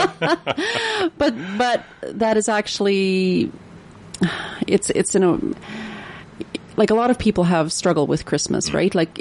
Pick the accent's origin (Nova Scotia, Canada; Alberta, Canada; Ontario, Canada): Alberta, Canada; Northern; I grew up in Northern Alberta, just across from Fort St.